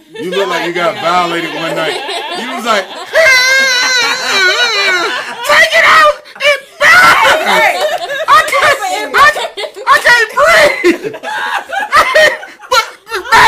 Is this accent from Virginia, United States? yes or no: yes; Virginia, United States; I'm from Virginia